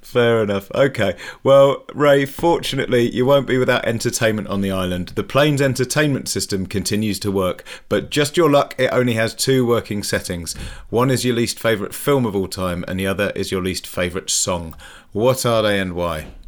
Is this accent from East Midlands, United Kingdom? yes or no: yes; Leicester, East Midlands, United Kingdom; I'm from Leicester